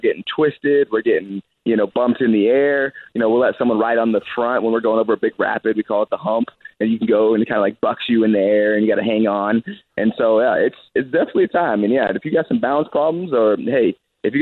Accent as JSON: {"language": "English", "region": "Colorado", "country": "United States", "said": "I'm from Colorado"}